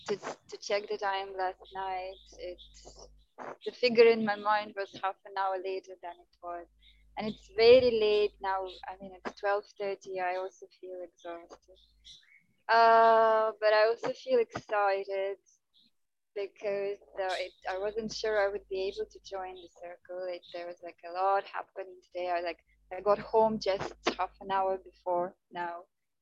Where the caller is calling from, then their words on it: Goa, India; I am calling from India. I am in Goa, in India, where I live now.